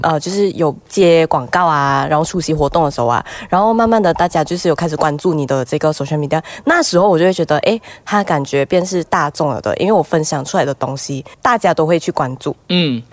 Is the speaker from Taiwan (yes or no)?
no; Malaysia; 我们 as a Malaysian representative，我们可以英文都可以，华语都可以，啊，广东一点点也可以啊